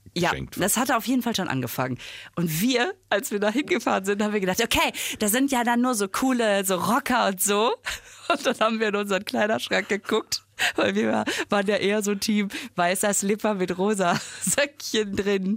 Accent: Düsseldorf, North Rhine-Westphalia, Germany; also bin ich ziemlich in der Nähe aufgewachsen

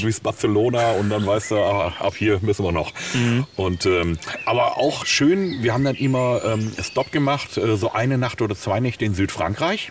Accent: Willingen, Hesse, Germany; also born or lived in Sauerland; now in Münster, Germany; ich bin ja gebürtiger Sauerländer, mhm. äh, komme ja aus Willingen

